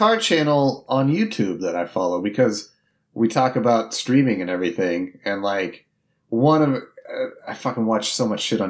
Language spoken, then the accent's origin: English; Indiana, United States; This is funny because growing up in Indiana, it was always the Indianapolis 500. That's the big race there.